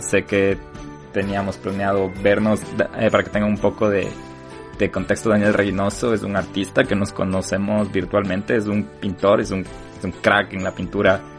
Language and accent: Spanish; Ecuador; now in United States; tenemos que estar orgullosos como ecuatorianos